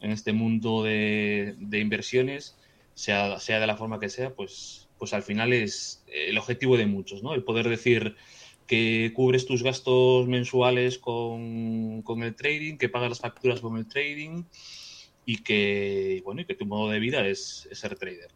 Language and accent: Spanish; Vigo, Galicia, Spain; soy de, soy de Vigo